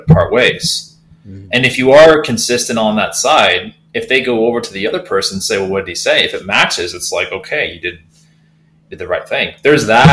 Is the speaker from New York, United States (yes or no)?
no; Silicon Valley, California, United States; I grew up in Silicon Valley